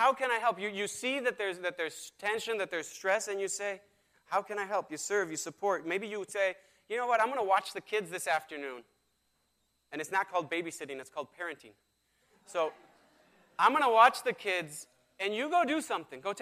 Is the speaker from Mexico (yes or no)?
yes; Mexico; moved away; I was raised in Mexico